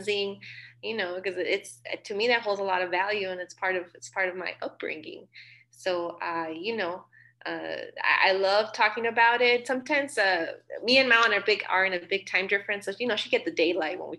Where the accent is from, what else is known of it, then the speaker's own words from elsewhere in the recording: El Paso, Texas, United States; I'm from El Paso